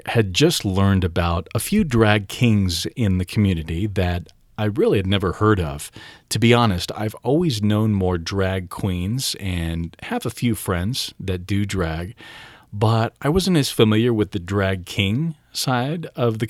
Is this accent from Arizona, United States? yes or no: no; Littleton, Colorado, United States; I actually grew up in Littleton as well